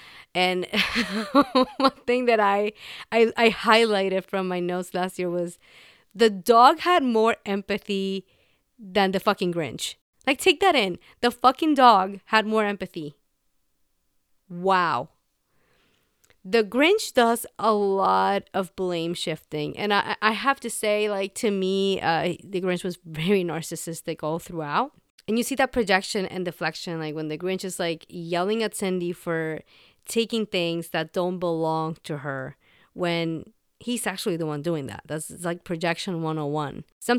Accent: Puerto Rico; That was not a thing for me growing up in Puerto Rico. And even though I did end up going to a bilingual high school

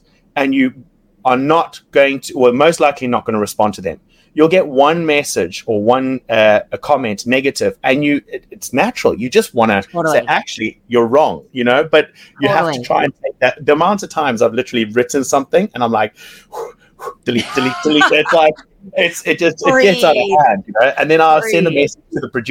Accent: Zimbabwe; from Zimbabwe

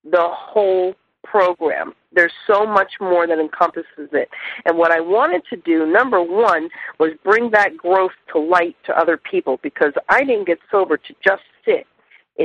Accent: New Jersey, United States; also born or lived in Miami/Fort Lauderdale/Palm Beaches, Florida; now in South Florida, United States; I was raised in New Jersey

